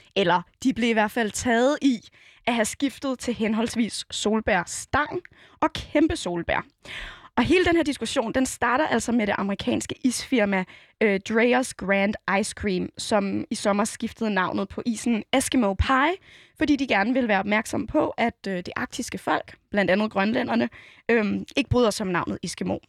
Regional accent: Copenhagen, Capital Region of Denmark, Denmark; jeg var fra Nørrebro

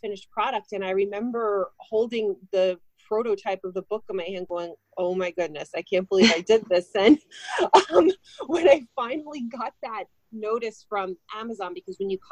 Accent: New Jersey, United States; I am from New Jersey. So as most Jersey girls

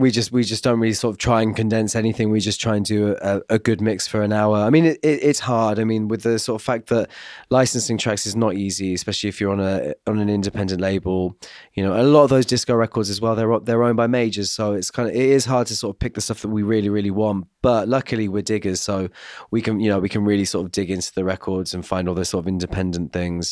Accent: Glastonbury, South West England, United Kingdom; moved away; I'm from Glastonbury as well, it's my home, my home village pretty much

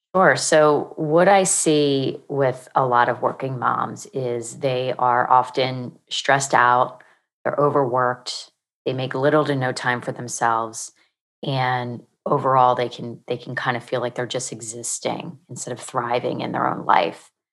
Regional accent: Pennsylvania, United States; moved away as an adult; also born or lived in Virginia / Maryland; now in Charlotte, United States; I'm originally from Pennsylvania

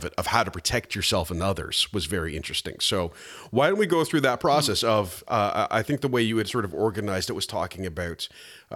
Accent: Canada; I grew up in, as a Canadian citizen, in the suburbs of a Canadian city

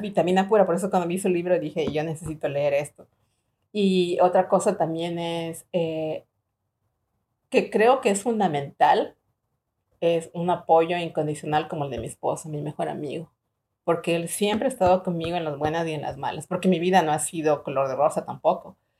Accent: Ecuador; now in United States; yo nací en Ecuador. Yo trabajé desde los 17 años y siempre comencé en flores.

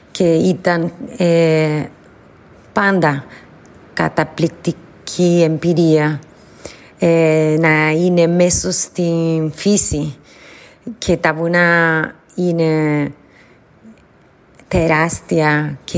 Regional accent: Argentina; Greek is a second language; now in Brazil; Εγώ είμαι από την Αργεντινή, του Μπόρια Αργεντινή, κοντά τις Άντες

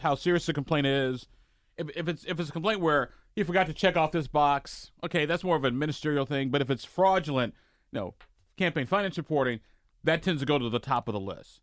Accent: Illinois, United States; moved away; I'm from Illinois

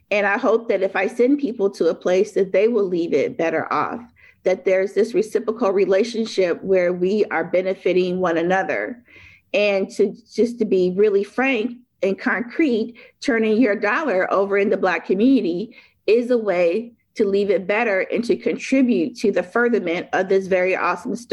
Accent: Detroit, Michigan, United States; also born or lived in Chicago / Memphis area; I was born in Chicago, started school in post uprising Detroit, and then went to um, a small town outside of Memphis. So I spent a lot of time on the road growing up and in my career.

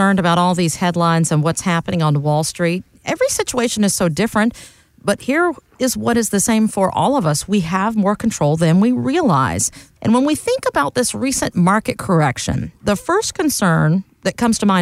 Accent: Charleston, United States; I grew up in Charleston

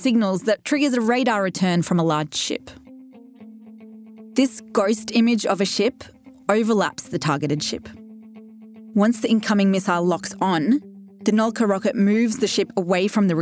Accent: Sydney, New South Wales, Australia; Growing up in Sydney

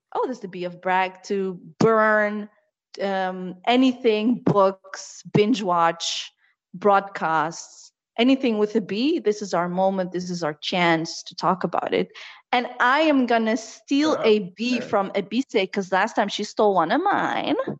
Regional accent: The Hague, South Holland, Netherlands; also born or lived in Morocco; the little town I grew up in in the Netherlands

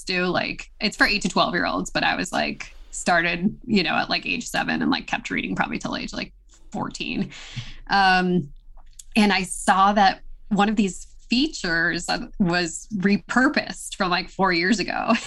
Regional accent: Chicago suburbs, Illinois, United States; I grew up in the Midwest, like in the Chicago suburbs

